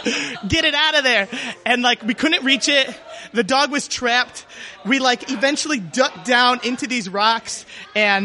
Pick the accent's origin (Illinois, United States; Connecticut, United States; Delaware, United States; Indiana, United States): Illinois, United States; Chicago; I grew up in Chicago